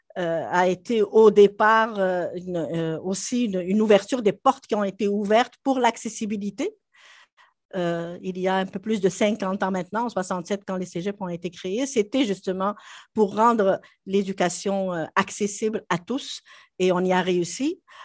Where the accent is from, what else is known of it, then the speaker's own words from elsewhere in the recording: Algeria; moved away as an adult; also born or lived in France; now in Quebec, Canada; J'avais déjà enseigné autant dans mon pays d'origine, en Algérie euh, qu'en France